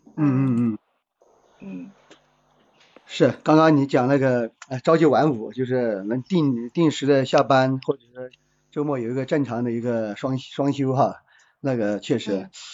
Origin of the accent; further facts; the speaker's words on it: Guizhou, China; 来自贵州嗯，然后从事嗯。汽车，呃，四 S 店管理，大概有个七八年这个样子